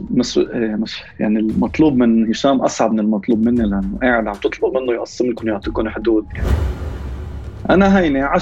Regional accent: Beirut, Beirut Governorate, Lebanon; طب انا عائلتي من الجنوب بس ما عشت كحياتي ببيروت ما بعرف شيء عن جد بعرف الجنوب

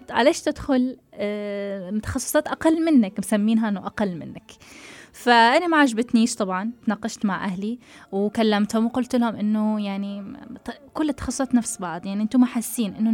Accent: Tunisia; أنا شو العادات والتقاليد اللي عندنا في تونس لازم أمشي عليها لا بالعكس أنا واصلة العمر يعني 24 المفروض أكون عارفة عادات وتقاليد تونس كلها

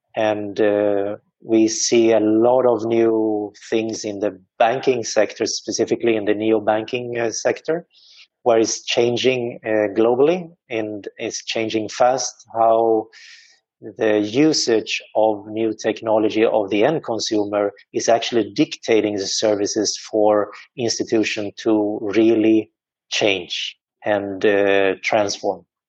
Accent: Sweden; now in Dubai, United Arab Emirates; I am originally from Sweden.

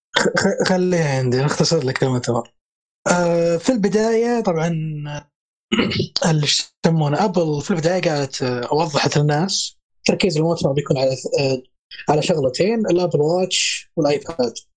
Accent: Saudi Arabia; عندنا في السعودية

